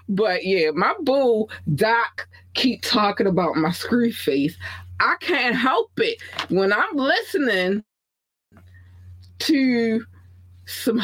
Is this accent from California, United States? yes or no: no; Baltimore, Maryland, United States; also born or lived in North Carolina; I was born in North Carolina. Raised in Baltimore